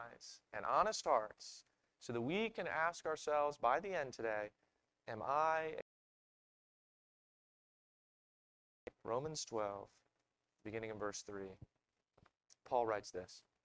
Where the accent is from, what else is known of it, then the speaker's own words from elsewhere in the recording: Maryland, United States; I'm from Maryland